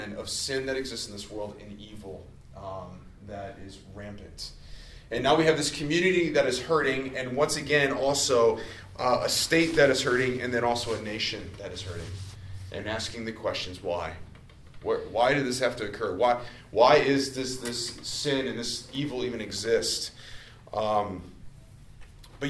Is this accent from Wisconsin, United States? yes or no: no; Cary, Illinois, United States; also born or lived in Palatine, Illinois / Grayslake, Illinois; now in Lake Zurich, United States; I grew up in Cary